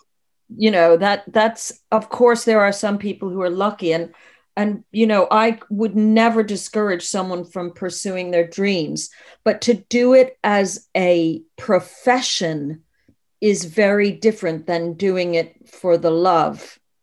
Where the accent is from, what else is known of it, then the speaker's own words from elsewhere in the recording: United States; now in United Kingdom; I'm originally American. I've lived in the U K for forty-two years now.